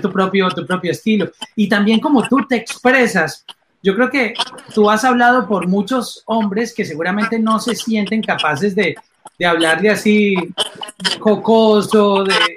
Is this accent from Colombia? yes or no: yes; Colombia; mi país, en Colombia